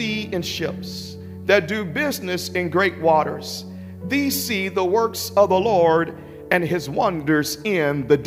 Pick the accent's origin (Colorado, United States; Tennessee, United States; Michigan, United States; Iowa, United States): Tennessee, United States; Memphis; I grew up in Memphis, Tennessee, in a drug-infested, gang-infested apartment.